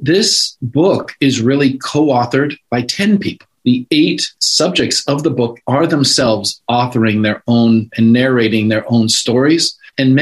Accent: California, United States; I'm a Californian.

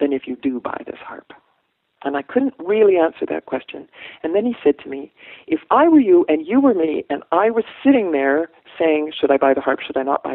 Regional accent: Canada; moved away as an adult; also born or lived in Canadian Prairies / West Coast of Canada; now in Oakland, United States; I'm a Canadian. I grew up on the prairies and on the West Coast. I moved here to marry Tony

